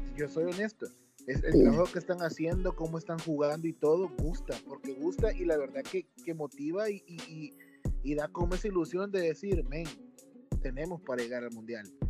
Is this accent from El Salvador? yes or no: yes; El Salvador; como salvadoreño